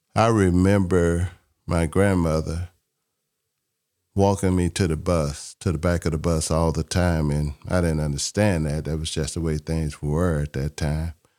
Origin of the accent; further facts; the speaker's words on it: Mobile, Alabama, United States; I grew up in Mobile, Alabama.